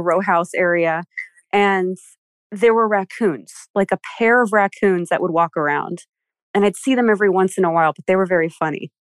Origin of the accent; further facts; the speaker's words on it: Philadelphia, Pennsylvania, United States; moved away as an adult; now in Maryland, United States; I'm from Philly